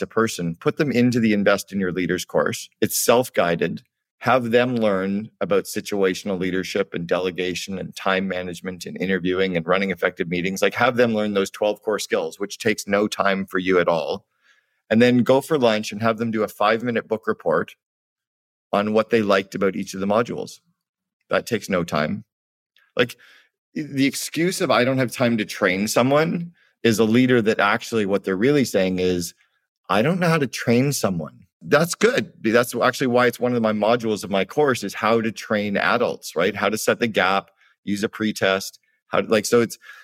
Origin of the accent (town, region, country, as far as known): Canada; moved away